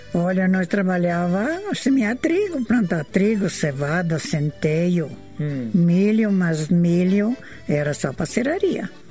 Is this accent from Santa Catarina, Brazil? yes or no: yes; Joaçaba, Santa Catarina, Brazil; also born or lived in São Miguel, Realeza, Paraná; now in Ampére, Brazil; Eu nasci em, em Joaçaba, Santa Catarina